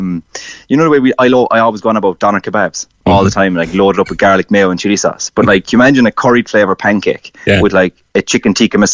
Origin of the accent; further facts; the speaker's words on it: Ireland; as Irish people